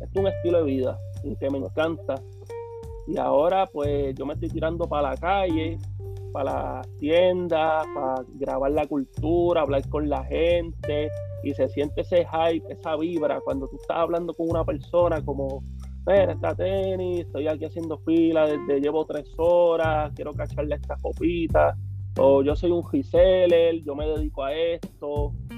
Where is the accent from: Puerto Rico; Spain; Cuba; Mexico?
Puerto Rico; todos somos boricuas